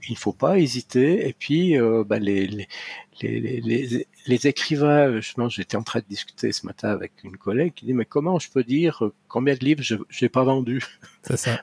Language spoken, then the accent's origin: French; Valais, Switzerland; mes racines culturelles sont ici.